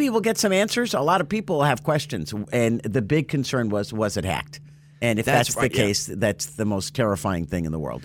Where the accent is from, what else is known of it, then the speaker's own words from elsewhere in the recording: Martin County, Florida, United States; my hometown